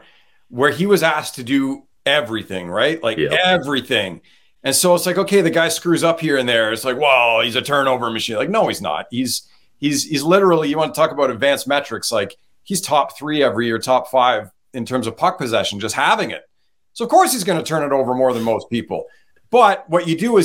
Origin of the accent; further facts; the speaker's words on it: Ottawa, Ontario, Canada; moved away; I'm from Ottawa originally